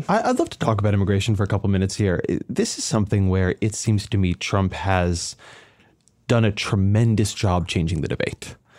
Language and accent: English; Southern California, United States; moved away; I come from Southern California, my, my community was heavily immigrant